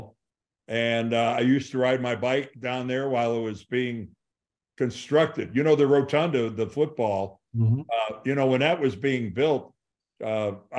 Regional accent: Canton, Ohio, United States; growing up in Canton, Ohio

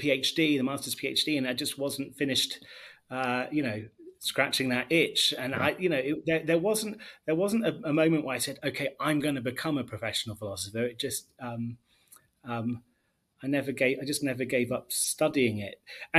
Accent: Leicester, East Midlands, United Kingdom; moved away as an adult; also born or lived in United States; now in Haifa, Israel; I was born and raised in England

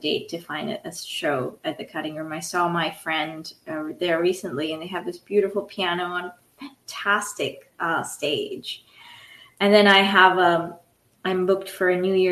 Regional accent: India; moved away; I was born in India, so I grew up with 90-degree weather

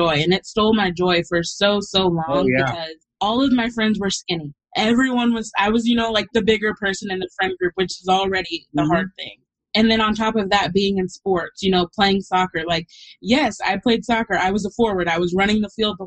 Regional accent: Texas, United States; moved away as an adult; also born or lived in New York; I'm from Texas. I moved to New York to go to college where I knew nobody

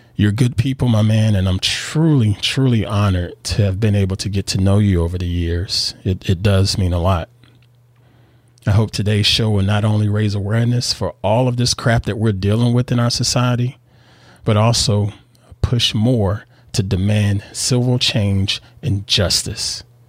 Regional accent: the South, United States; moved away as an adult; now in Northern California, United States; I was born and reared in the South here in the U S.

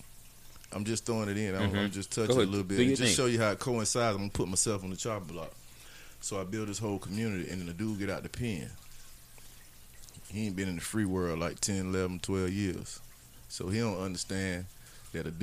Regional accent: Florida, United States; Florida boy. Mm-hmm. I got the draw, you know, my accent

